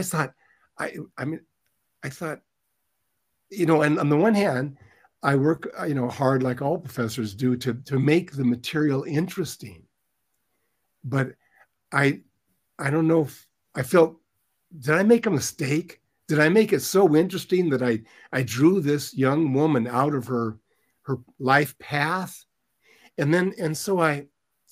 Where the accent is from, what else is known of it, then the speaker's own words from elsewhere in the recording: Lakewood, Washington, United States; I grew up in Lakewood, Washington